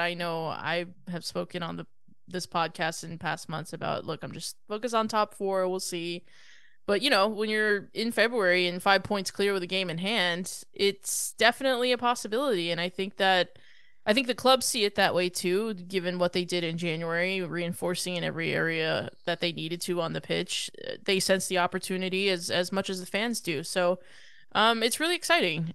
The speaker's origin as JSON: {"language": "English", "country": "United States", "said": "as an American"}